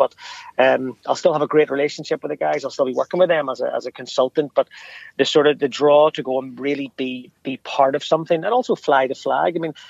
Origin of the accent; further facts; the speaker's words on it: Belfast, Northern Ireland, United Kingdom; the very fact that I'm from Ardoyne, from North Belfast, won't be a barrier.